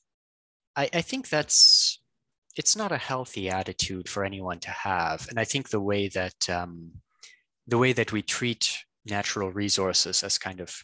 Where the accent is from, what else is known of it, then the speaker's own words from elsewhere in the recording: Canada; I'm Canadian, and I worked in Alberta